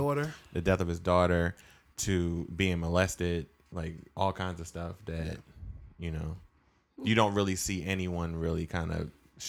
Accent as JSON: {"language": "English", "town": "Augusta", "region": "Georgia", "country": "United States", "said": "Augusta, Georgia."}